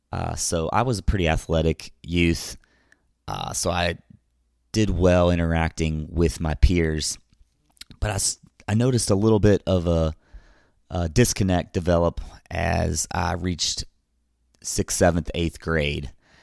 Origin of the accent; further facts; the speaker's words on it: Louisville, Kentucky, United States; I was born May 26th in Louisville, Kentucky. I was raised in a middle-class home with a conservative ideology and Roman Catholic roots.